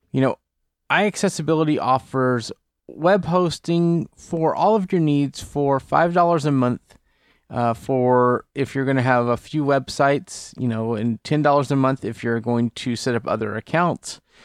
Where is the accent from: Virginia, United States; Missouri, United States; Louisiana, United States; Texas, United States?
Texas, United States; Port Neches; moved away; my hometown of Port Neches, Texas